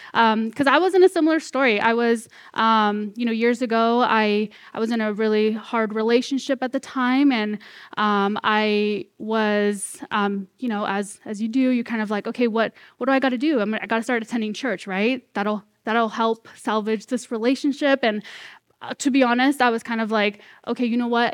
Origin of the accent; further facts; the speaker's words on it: Corning, California, United States; moved away as an adult; also born or lived in Red Bluff, California; now in Vancouver, Washington, United States; born and raised here, well, in Corning, so, like, fifteen minutes away